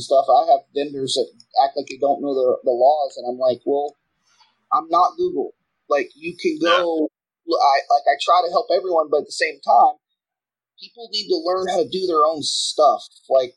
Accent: Texas, United States; I'm from Texas

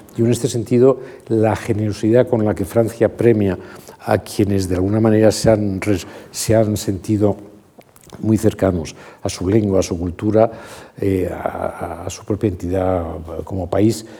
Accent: Madrid, Community of Madrid, Spain; mis padres han nacido en Madrid y yo he nacido en Madrid

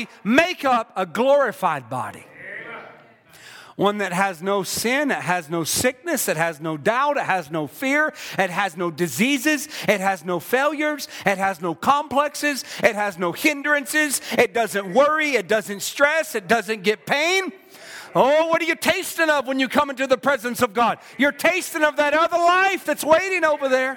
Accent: South Carolina, United States; I'm from South Carolina.

